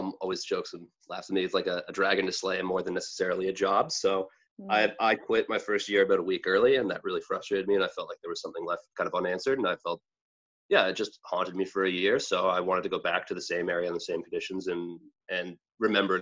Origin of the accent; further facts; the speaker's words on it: near Peterborough, Ontario, Canada; I went back to Trent, which was near my hometown. And a lot of my friends moved from my hometown to Peterborough